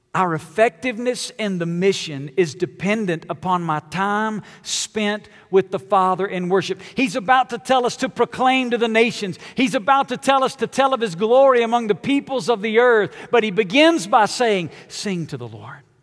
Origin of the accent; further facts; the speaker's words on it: Alabama, United States; moved away as an adult; now in Las Vegas, United States; I'm from Alabama